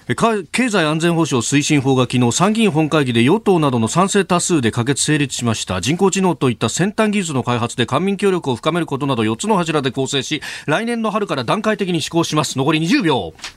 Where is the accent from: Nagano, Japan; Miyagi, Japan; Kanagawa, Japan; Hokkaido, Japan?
Kanagawa, Japan; Yokosuka; 私なんか横須賀だったんで